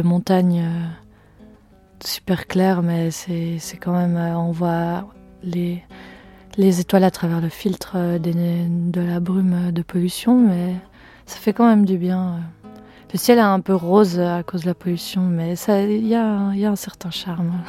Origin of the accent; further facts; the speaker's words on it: Fribourg, Switzerland; moved away as an adult; je viens de Suisse, du canton de Fribourg